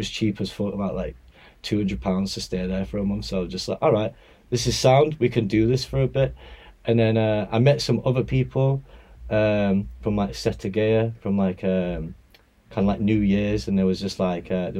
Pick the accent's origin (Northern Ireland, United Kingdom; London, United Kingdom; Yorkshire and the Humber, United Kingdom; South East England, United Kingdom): Yorkshire and the Humber, United Kingdom; Bradford; I'm from Bradford. I was around like bassline and grime growing up